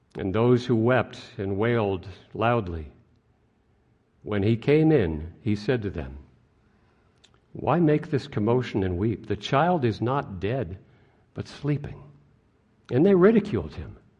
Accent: White Plains, New York, United States; As a child, growing up in White Plains, New York

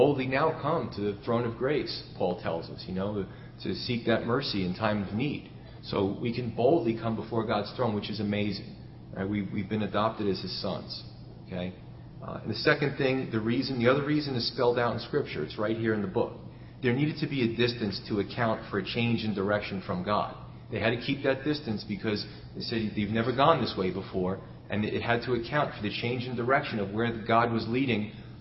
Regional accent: New York, United States; when I was a kid growing up in New York

